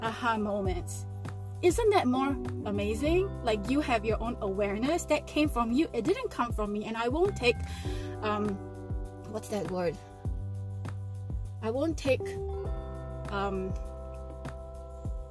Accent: Singapore; Because I'm Chinese, I grew up in Singapore.

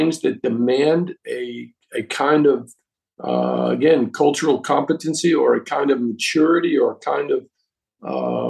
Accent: United States; first language English; moved away as an adult; also born or lived in Europe; I'm American born, but I spent most of my time in Europe. When I came back after, 36 years to the United States, it was a whole different world for me. You know, it was my native tongue, and these were people that I had grown up

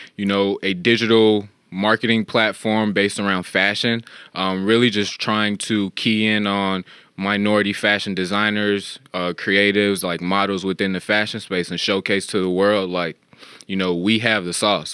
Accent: Chicago, Illinois, United States; from the Chicagoland area, born and raised

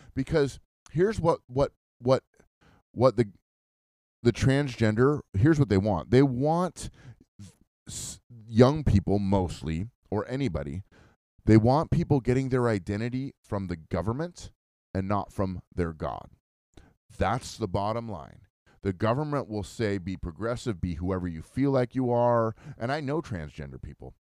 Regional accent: United States

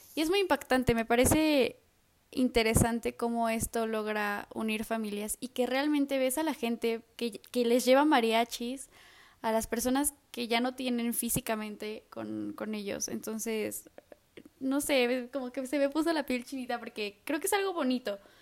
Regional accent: Mexico; como mexicanos

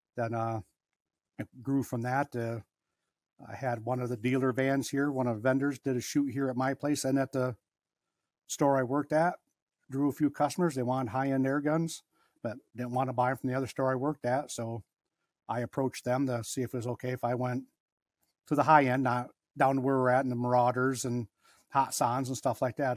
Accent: Harrison, Michigan, United States; also born or lived in Lansing, Michigan; I was born in Lansing, moved to Harrison when I was about three

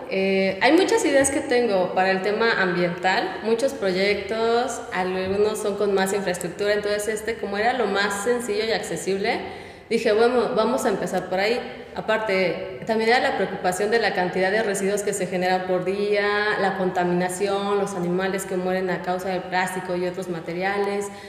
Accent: Guerrero, Mexico; now in Puebla, Mexico; yo he estado de aquí para allá. Yo nací en México, crecí en Guerrero, estudié en Monterrey, pero mi familia reside aquí en Puebla.

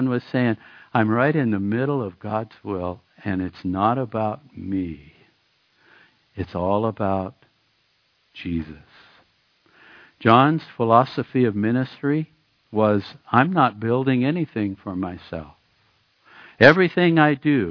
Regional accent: Oregon, United States; moved away; I was born in Oregon.

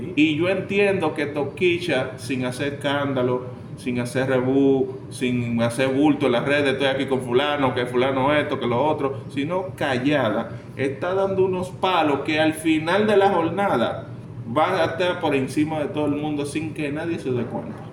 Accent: Dominican Republic

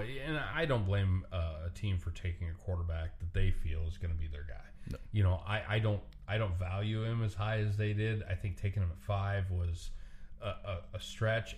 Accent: Nebraska, United States; I'm from Nebraska.

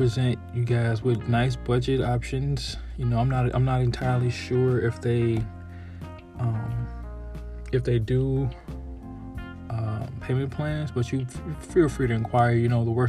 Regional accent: Chicago, Illinois, United States; my hometown, Chicago

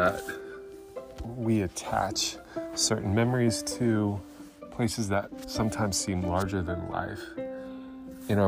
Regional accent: Califon, New Jersey, United States; I grew up in Califon

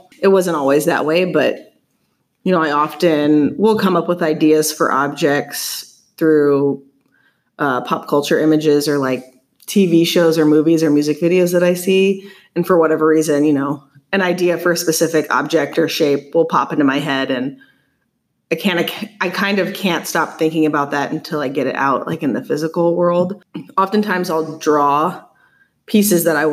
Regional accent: Fort Wayne, Indiana, United States; also born or lived in New York; now in Omaha, United States; I'm originally from Fort Wayne, Indiana, but I've been living in Omaha for the past 4 years

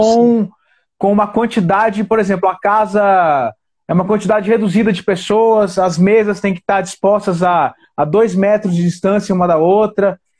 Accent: Paranaguá, Paraná, Brazil; now in Brasília, Brazil; eu sou do Paraná, cara, eu nasci no Paraná

